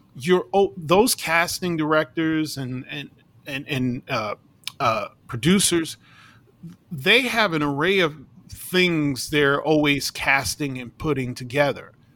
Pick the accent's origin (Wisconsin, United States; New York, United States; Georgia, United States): New York, United States; New York City; I grew up in New York City